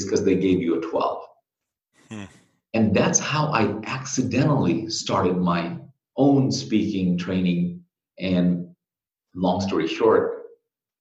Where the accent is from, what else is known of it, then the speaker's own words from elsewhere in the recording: Bangladesh; moved away as an adult; now in United States; I'm originally from Bangladesh. I came here to go to school